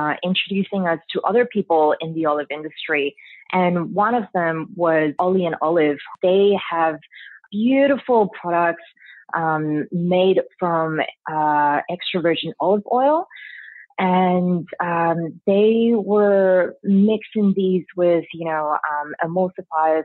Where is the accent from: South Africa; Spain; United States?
Spain; now in Australia; I grew up in Spain